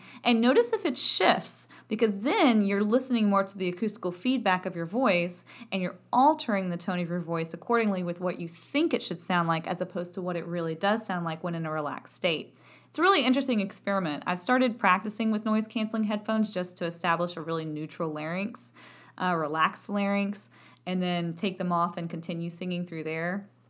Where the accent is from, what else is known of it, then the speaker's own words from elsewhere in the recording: Texas, United States; accent: Texan; A, because of my accent. I'm from Texas, and my accent had a lovely time of affecting my vowel production